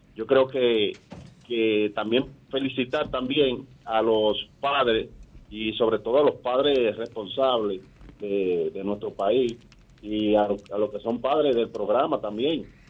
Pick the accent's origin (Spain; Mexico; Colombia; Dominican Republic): Dominican Republic; Santiago de los Caballeros, Santiago; moved away as an adult; now in Columbus, United States; yo me hice ciudadano norteamericano, te hablado de los Estados Unidos, específicamente Cortes allá de, Columbus, Ohio. Y yo soy comerciante de Santiago